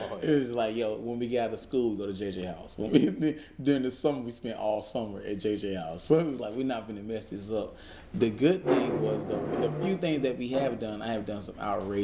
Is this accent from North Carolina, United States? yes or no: no; Dudley, Georgia, United States; also born or lived in Danville, Georgia; Originally, I'm from this small town called Danville, Georgia. And then we moved into a bigger, slightly bigger town named Dudley.